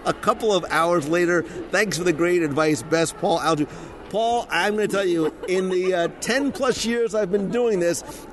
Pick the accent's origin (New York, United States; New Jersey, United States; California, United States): New Jersey, United States; Plainfield; moved away; I grew up in Plainfield.